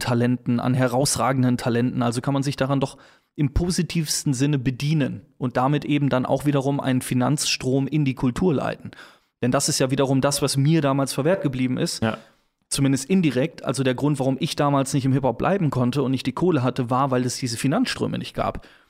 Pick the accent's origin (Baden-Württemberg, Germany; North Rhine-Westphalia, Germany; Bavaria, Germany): North Rhine-Westphalia, Germany; Cologne; als gebürtiger Kölner